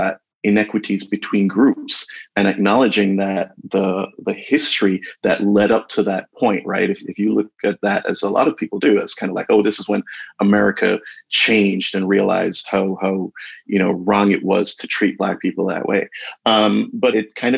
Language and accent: English; Jamaica; now in United States; We're originally from Jamaica